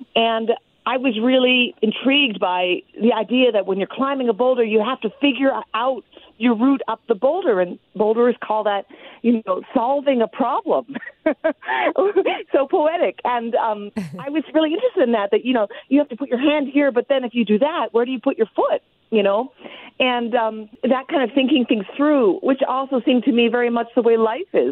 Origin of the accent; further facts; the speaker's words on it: Hawaii, United States; I grew up in Hawaii